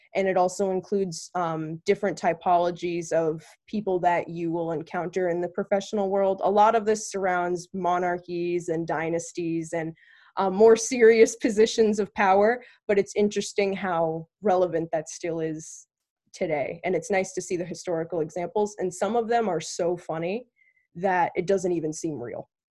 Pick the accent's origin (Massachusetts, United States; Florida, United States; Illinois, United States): Massachusetts, United States; now in Connecticut, United States; I was born in Massachusetts, I live in Connecticut